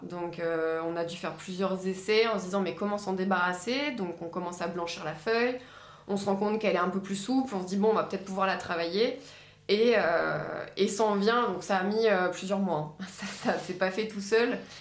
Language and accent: French; Normandy, France; je suis, je suis normande